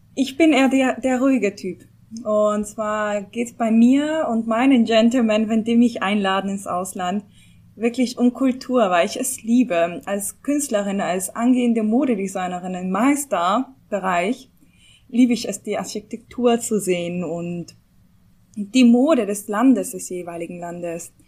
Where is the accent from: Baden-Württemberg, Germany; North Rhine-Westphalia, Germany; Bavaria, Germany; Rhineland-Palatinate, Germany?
North Rhine-Westphalia, Germany; Bonn; now in Mannheim, Germany; Ich bin Bonnerin